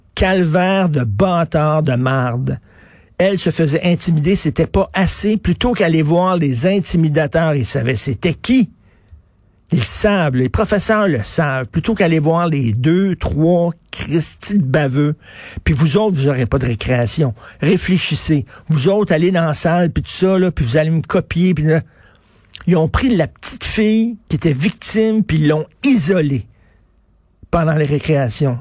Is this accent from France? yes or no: no; Montreal, Quebec, Canada; Je viens de Verdun. C'était quand même un milieu très rock'n'roll.